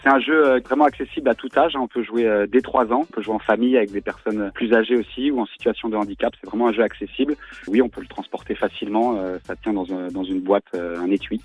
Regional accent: Brittany, France; On est breton, on est, cinq euh, copains associés bretons dans l'aventure

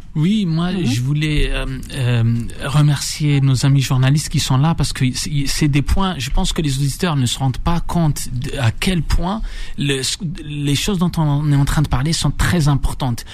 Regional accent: Algeria; on est algérien

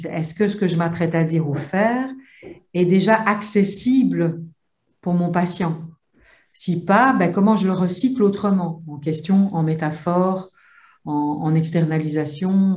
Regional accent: Belgium; je viens de Belgique

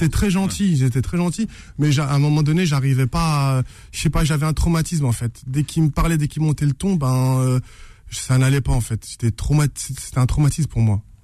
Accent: Saint-Ouen, Île-de-France, France; J'ai grandi à Saint-Ouen.

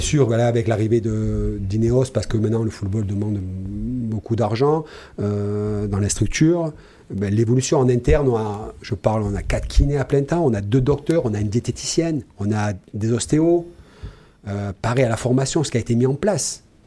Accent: Nice, Provence-Alpes-Côte d'Azur, France; quand on est niçois et qu'on a connu autant d'instabilité depuis 40 ans à Nice

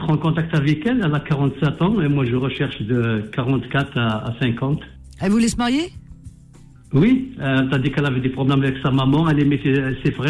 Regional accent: Kabylie, Algeria; je suis kabyle un peu

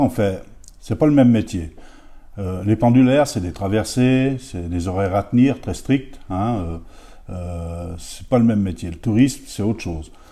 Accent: Féternes, Auvergne-Rhône-Alpes, France; j'étais de Féterne

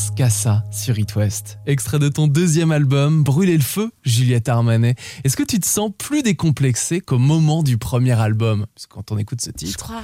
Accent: France; chez nous en France

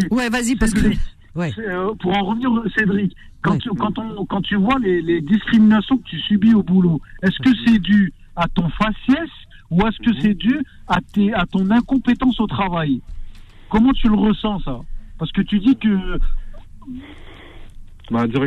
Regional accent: Lille, Hauts-de-France, France; Je suis né à Lille, ouais.

